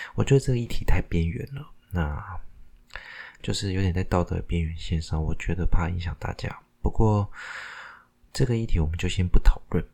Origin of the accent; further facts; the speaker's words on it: Taiwan; 因为我是讲台湾话的，就是台湾话也很， 我讲台语的啦